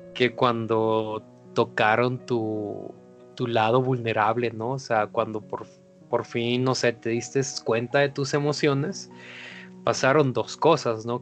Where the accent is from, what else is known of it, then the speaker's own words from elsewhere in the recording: Mazatlán, Sinaloa, Mexico; Como embajador de la cultura mazatleca